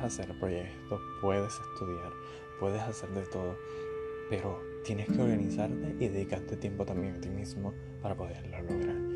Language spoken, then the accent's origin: Spanish; Puerto Rico; now in United States; yo soy de Puerto Rico